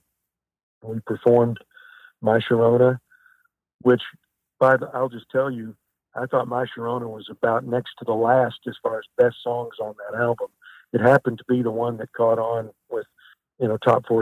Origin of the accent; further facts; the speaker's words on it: Kennett, Missouri, United States; I'm from Kennett, Missouri